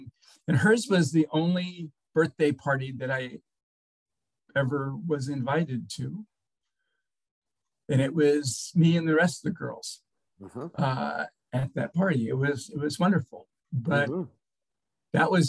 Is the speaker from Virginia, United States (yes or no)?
yes; Portsmouth, Virginia, United States; born there; In fact, I was born in Portsmouth Naval Hospital, not too far from here.